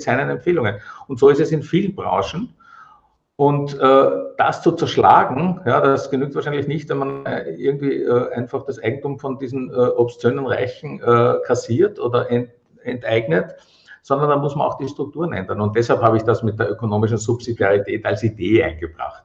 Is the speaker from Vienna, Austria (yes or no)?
yes; Vienna, Austria; ich bin aus Wien